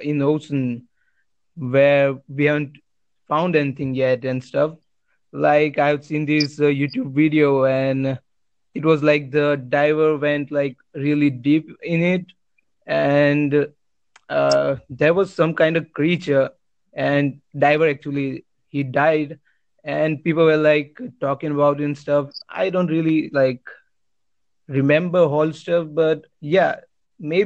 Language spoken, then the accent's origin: English; India; I'm from India